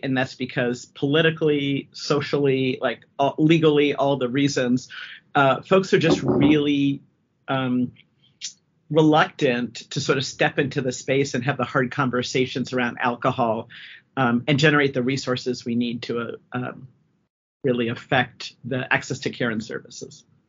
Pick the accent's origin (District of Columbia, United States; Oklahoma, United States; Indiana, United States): District of Columbia, United States; Washington; also born or lived in upstate New York / Wyoming; now in Colorado, United States; originally from the DC area and ended up in Colorado via upstate New York and Wyoming